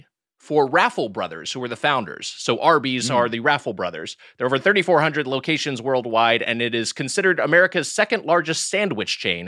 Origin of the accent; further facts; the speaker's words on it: Long Beach, California, United States; From the Long Beach area. And I also went to UCLA.